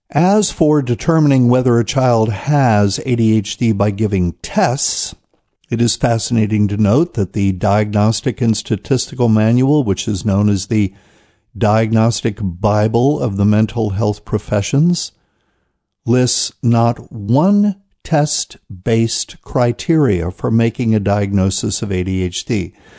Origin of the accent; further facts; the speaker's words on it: New Bern, North Carolina, United States; here in my hometown of New Bern, North Carolina